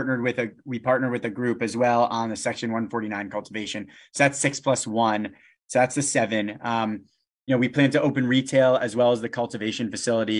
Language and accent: English; West Hartford, Connecticut, United States; I grew up in West Hartford